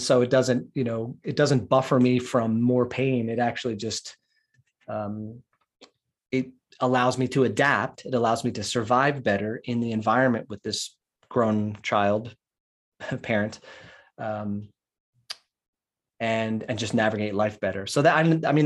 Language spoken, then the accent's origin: English; Philadelphia, Pennsylvania, United States; I grew up outside of West Philadelphia